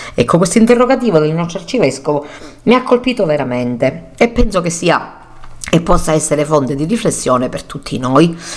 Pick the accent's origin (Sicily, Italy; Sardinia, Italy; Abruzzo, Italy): Sicily, Italy; Cammarata; io stessa sono di Cammarata e mio marito di San Giovanni